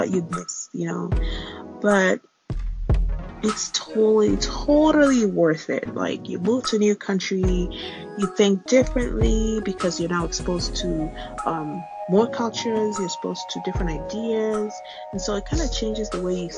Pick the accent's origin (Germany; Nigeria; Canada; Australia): Nigeria; moved away as an adult; now in United States; I am Nigerian born